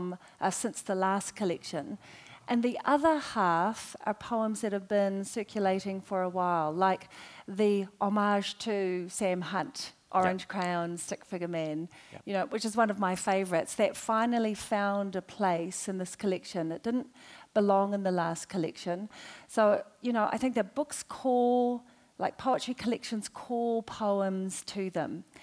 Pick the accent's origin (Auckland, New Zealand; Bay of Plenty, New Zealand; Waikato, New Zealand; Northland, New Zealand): Auckland, New Zealand; I grew up in Avondale, which is a multicultural area